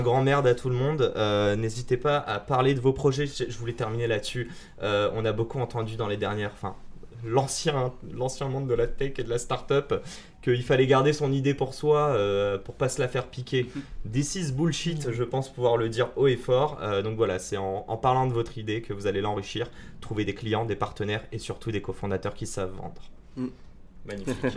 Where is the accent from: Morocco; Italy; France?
Morocco; Je suis marocain